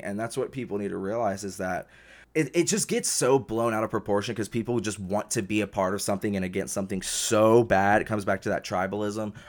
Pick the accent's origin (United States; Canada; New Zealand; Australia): United States; the South; growing up in the South